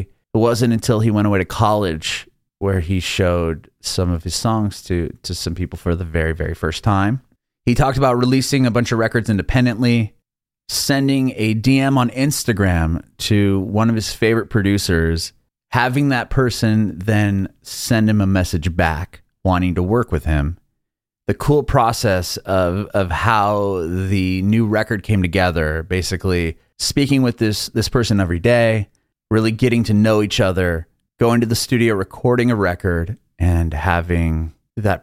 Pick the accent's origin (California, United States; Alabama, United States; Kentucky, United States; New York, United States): California, United States; San Diego; moved away as an adult; now in Nashville, United States; I'm from San Diego and my family and I just recently moved to Nashville about a year and some months ago